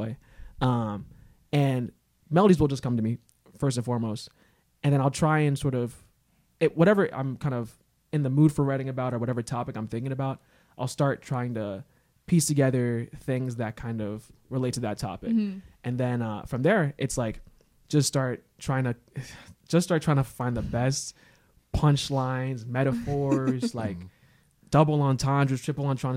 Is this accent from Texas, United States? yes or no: no; Havertown, Pennsylvania, United States; We're both from Havertown.